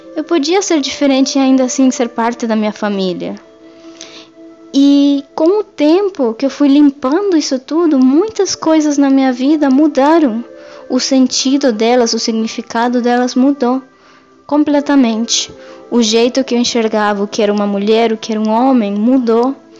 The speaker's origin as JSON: {"language": "Portuguese", "country": "Venezuela", "tie": "born or raised there", "moved": "yes", "said": "eu cresci na Venezuela, numa família matriarcal"}